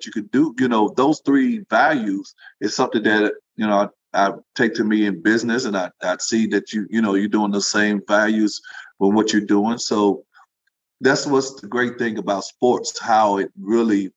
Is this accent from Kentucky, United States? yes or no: yes; Kentucky, United States; moved away as an adult; also born or lived in Jacksonville, Alabama / Athens, Tennessee / Houston, Texas; I'm actually from Kentucky